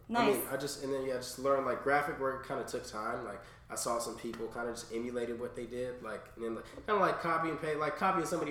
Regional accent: San Diego, California, United States; also born or lived in Atlanta; I'm from San Diego, California. I was born and raised out here.

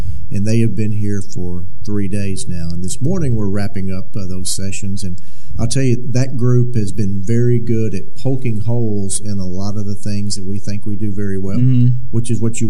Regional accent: Paris, Tennessee, United States; moved away as an adult; also born or lived in Jackson, Tennessee; I grew up in Paris, Tennessee

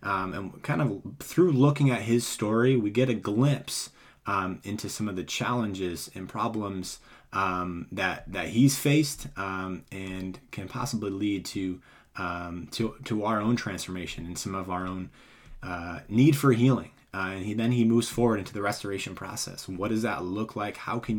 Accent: Boston, Massachusetts, United States; So I'm actually I grew up in Boston area, and family all speaks English

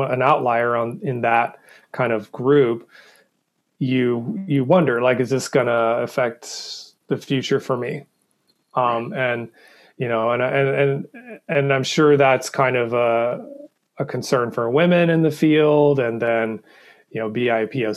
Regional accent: the South, United States; I grew up in the South

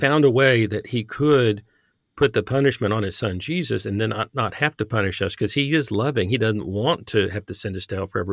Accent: Irving, Texas, United States; I grew up in Irving, Texas

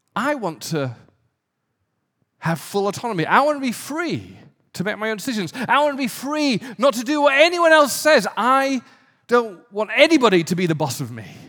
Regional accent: the north of England, United Kingdom; moved away as an adult; also born or lived in London; now in Santa Monica, United States; I was born in a very poor community in the north of England

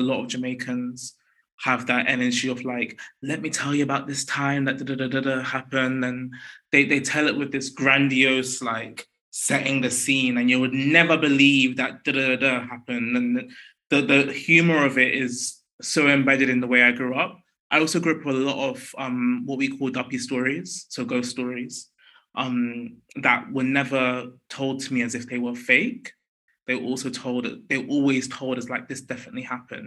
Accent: London, United Kingdom; I was born in West London, North West London. And I grew up in West London

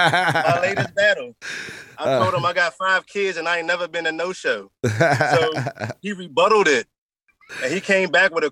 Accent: Stafford, Virginia, United States; also born or lived in Washington, D.C. / Woodbridge, Virginia; I'm originally from D.C. I was raised in Woodbridge, grew up in Stafford.

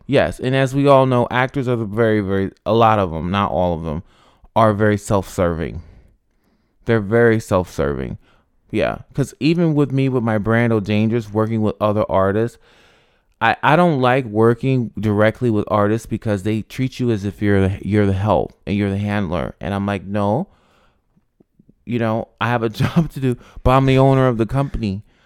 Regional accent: Albany, New York, United States; moved away as an adult; also born or lived in Rochester, New York; now in Los Angeles, United States; I was born in Rochester, but I grew up in Albany

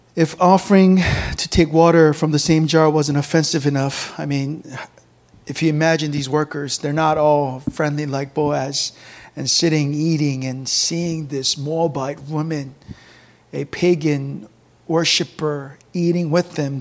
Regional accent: South Korea; moved away; also born or lived in McLean, Virginia, United States; I grew up in the countryside of Korea, one traffic light

